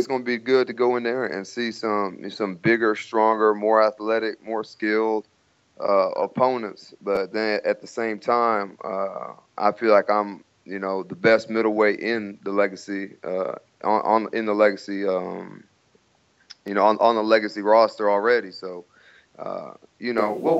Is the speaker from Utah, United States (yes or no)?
no; San Antonio, Texas, United States; now in Birmingham, United States; I'm from San Antonio originally, so I'll be back on my home ground. In my hometown